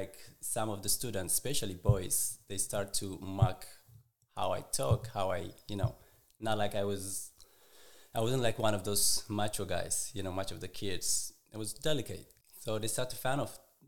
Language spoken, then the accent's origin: English; Eritrea; also born or lived in Israel; now in United States; I was born and raised in Eritrea.